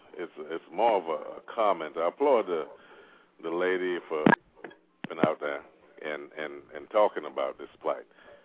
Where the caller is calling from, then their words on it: Oklahoma, United States; I'm calling from Oklahoma, sir.